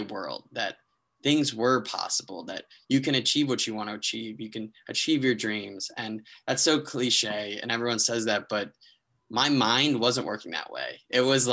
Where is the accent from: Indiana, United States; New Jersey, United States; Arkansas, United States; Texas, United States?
New Jersey, United States; also born or lived in Maryland; I'm from New Jersey, went to school in Maryland